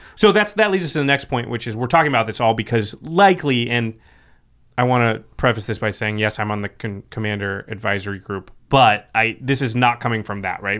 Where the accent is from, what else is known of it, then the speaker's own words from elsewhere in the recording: Pacific Northwest, United States; I grew up in the Pacific Northwest as well.